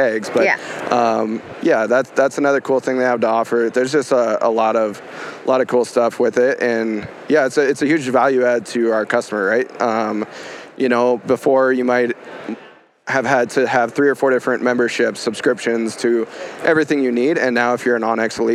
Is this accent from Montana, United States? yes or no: yes; Montana, United States; I was born and raised in Montana